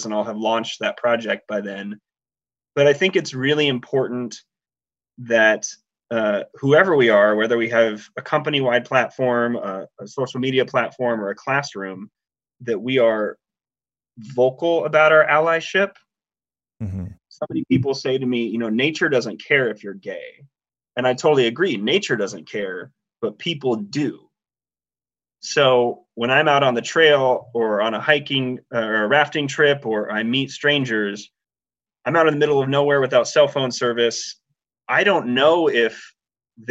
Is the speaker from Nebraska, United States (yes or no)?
yes; Nebraska, United States; I grew up in Nebraska, which is about one of the flattest states in the country.